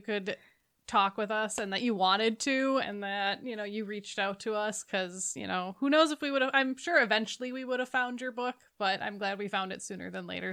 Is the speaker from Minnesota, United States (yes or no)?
yes; Minnesota, United States; I live in Minnesota, I grew up in Minnesota, it is freezing